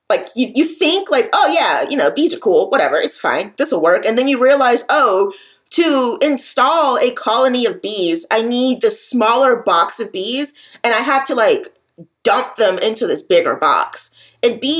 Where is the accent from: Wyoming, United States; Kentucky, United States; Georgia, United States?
Georgia, United States; Atlanta; I'm from the Atlanta metro area